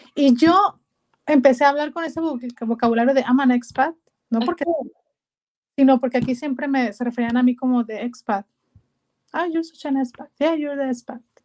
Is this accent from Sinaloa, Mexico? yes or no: yes; Culiacán, Sinaloa, Mexico; accent: norteña; moved away as an adult; also born or lived in Guasave, Mexico / Guadalajara, Mexico / Canada; now in Amsterdam, Netherlands; nací originalmente en la ciudad de Guasave, pero realmente eh, me fui a los seis años a Culiacán